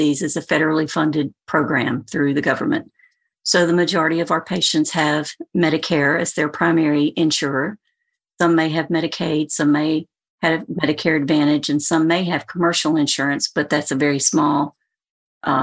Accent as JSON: {"language": "English", "region": "Alabama", "country": "United States", "also_born_or_lived": "Tennessee / Birmingham, Alabama", "moved": "yes", "said": "I'm from Alabama originally"}